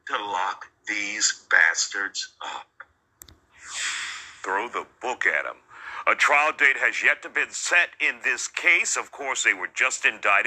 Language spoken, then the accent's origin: English; near Slaughter, Louisiana, United States; close to my hometown